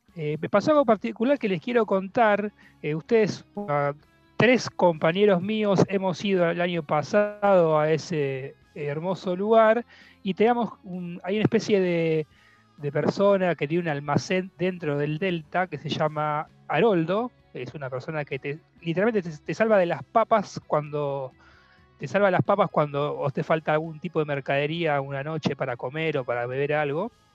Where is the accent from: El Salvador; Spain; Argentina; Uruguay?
Argentina; nosotros los argentinos y los porteños también